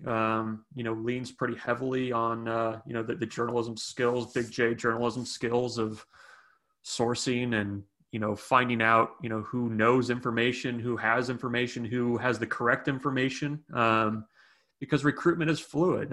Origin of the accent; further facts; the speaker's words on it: Sacramento, California, United States; moved away; also born or lived in Nebraska; I was born in Sacramento